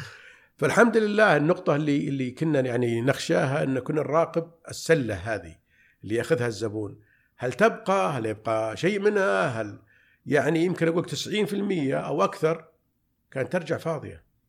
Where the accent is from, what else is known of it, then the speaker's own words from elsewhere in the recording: Riyadh, Riyadh Province, Saudi Arabia; من مواليد الرياض عام 1377 يعني 1958 نشأت في في بالرياض